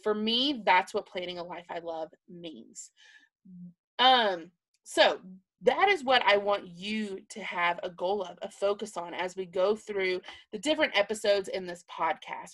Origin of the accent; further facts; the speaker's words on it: Alabama, United States; moved away as an adult; now in Texas, United States; I was born and raised in Sweet Home, Alabama